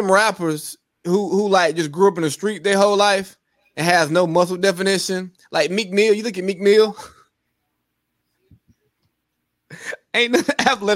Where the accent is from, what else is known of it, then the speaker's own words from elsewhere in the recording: Bartow County, Georgia, United States; I'm from Bartow County